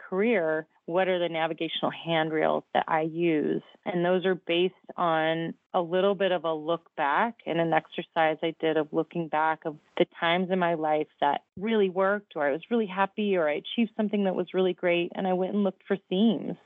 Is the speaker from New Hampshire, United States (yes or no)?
no; Downers Grove, Illinois, United States; I grew up in Downers Grove, Illinois, in the suburbs